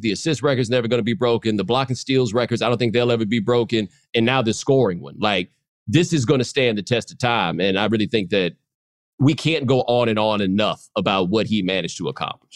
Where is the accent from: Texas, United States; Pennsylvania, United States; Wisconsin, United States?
Texas, United States; Houston; I'm from Houston